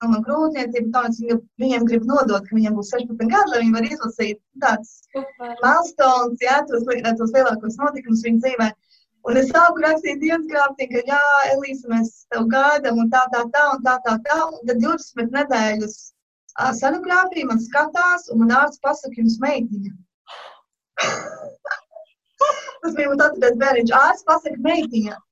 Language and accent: Latvian; Latvia; moved away as an adult; now in Georgia, United States; esmu Džordžija štatā un uh, es uzaugu Latvijā